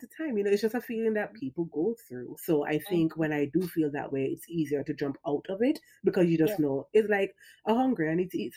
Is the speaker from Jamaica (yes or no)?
yes; Jamaica; We're both Jamaican mamas and we have Jamaican moms.